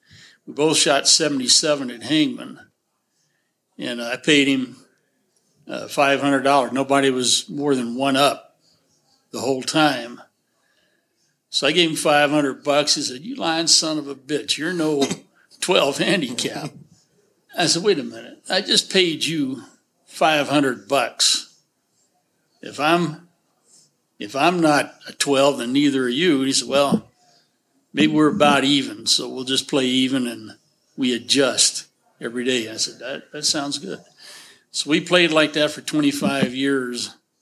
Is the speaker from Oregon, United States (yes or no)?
no; Texas, United States; I'm from Texas. That's where the … comes from, and went to the University of Texas.